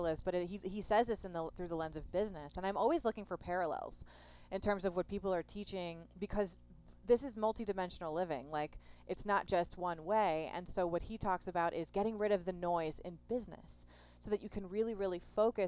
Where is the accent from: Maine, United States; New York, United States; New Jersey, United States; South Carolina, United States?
New York, United States; I'm a New Yorker